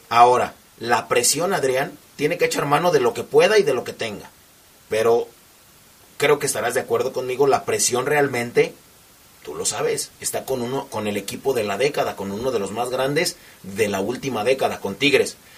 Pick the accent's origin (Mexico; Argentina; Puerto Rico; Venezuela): Argentina; Van a decir todos, ¿y tú qué eres? Soy argentino.